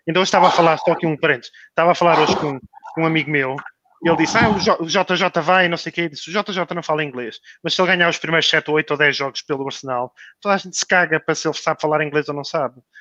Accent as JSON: {"language": "Portuguese", "country": "Portugal", "also_born_or_lived": "England", "moved": "yes", "said": "eu também saí de Portugal em 2012, acho eu, para ir para a Inglaterra e o meu inglês não era o que é agora."}